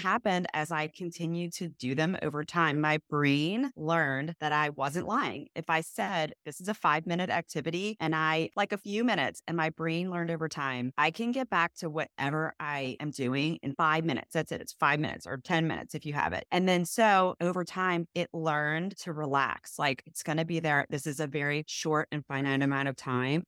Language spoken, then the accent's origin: English; New Orleans, Louisiana, United States; I am from New Orleans. My husband is as well, and we are now raising our three children there